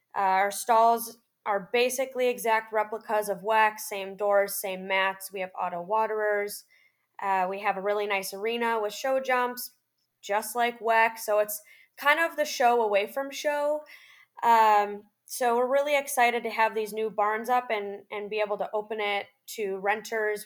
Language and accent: English; Chicago, Illinois, United States; moved away as an adult; now in Ocala, United States; I am originally from the Chicagoland area and I am now based in Ocala, Florida